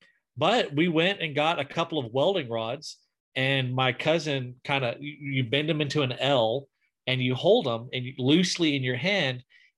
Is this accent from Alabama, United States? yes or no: yes; deep South Alabama, United States; I'm from deep South Alabama.